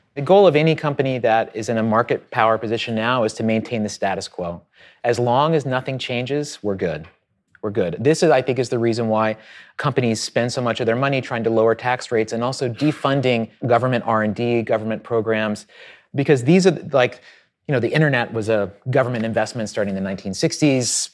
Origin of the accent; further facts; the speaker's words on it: Southwest Virginia, United States; I grew up in Southwest Virginia on a farm